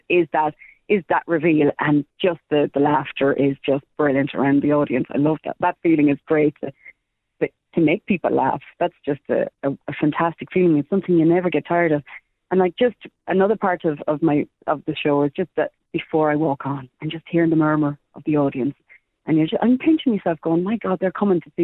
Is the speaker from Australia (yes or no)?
no; Ireland; we're from Ireland